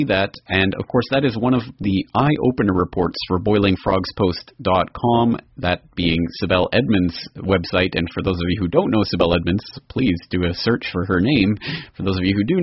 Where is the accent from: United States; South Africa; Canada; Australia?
Canada; myself being Canadian